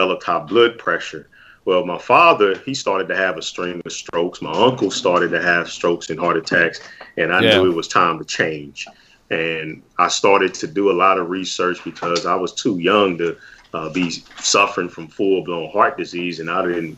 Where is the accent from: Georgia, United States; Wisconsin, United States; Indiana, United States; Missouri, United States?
Missouri, United States; St. Louis; I'm born and raised in St. Louis, Missouri